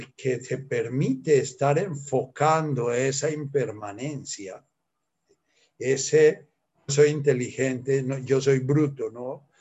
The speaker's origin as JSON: {"language": "Spanish", "country": "Colombia", "said": "soy colombiano, nací en una época en que, eh, en que no se estudiaba inglés"}